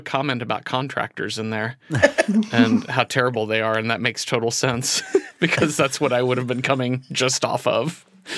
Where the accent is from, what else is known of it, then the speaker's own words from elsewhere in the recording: Mesquite, Texas, United States; the town I grew up in Mesquite, Texas